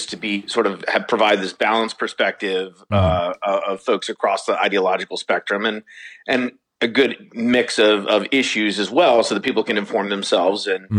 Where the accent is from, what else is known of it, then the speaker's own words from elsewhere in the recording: Seattle, Washington, United States; now in Chicago, United States; I grew up in Seattle